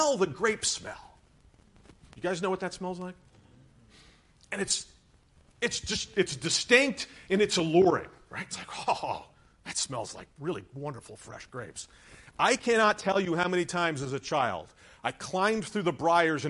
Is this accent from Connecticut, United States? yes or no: yes; Hamden, Connecticut, United States; I grew up in Hamden, not too far from here